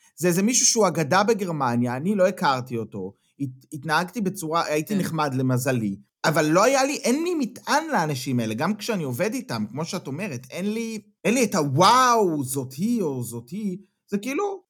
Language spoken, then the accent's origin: Hebrew; Israel; moved away as an adult; now in Germany; אנחנו גדלנו במקום אחד ובנינו את החיים שלנו בישראל עד גיל מסוים